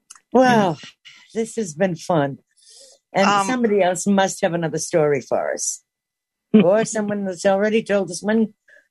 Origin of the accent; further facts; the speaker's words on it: Boston, Massachusetts, United States; accent: Boston; my Boston accent